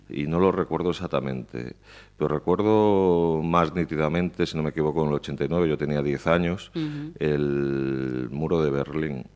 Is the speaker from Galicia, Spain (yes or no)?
yes; Pontevedra, Galicia, Spain; yo crecí en Paseo de Colón, bueno, exactamente, yo vivía en la Rua Nova de Baixo, que está aquí al lado.